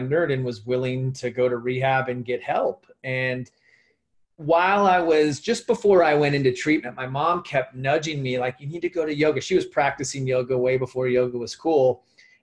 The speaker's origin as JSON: {"language": "English", "town": "Phoenix", "region": "Arizona", "country": "United States", "tie": "born or raised there", "said": "I grew up here in Phoenix, Arizona"}